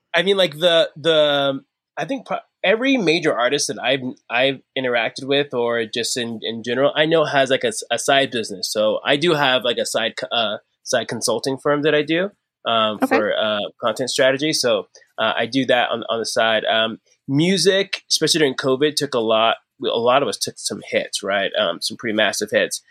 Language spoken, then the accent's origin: English; Arizona, United States; I'm from Arizona.